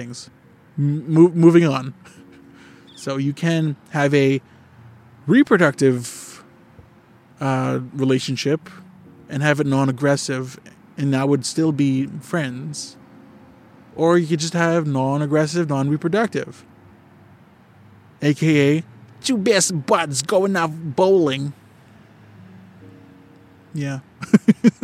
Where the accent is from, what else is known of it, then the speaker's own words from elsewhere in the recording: Canada; I'm a Canadian.